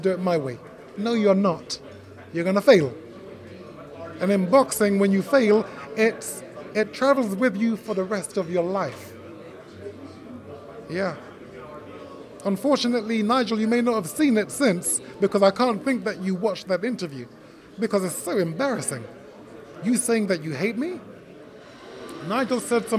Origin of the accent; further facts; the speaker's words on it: Jamaica; first language Jamaican Patois; English is a second language; also born or lived in Great Britain; now in United Kingdom; English is my second language. My first language is Patois